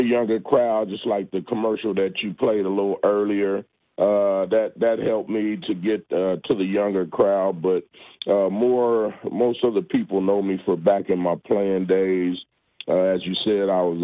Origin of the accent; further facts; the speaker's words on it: California, United States; moved away as an adult; I came from California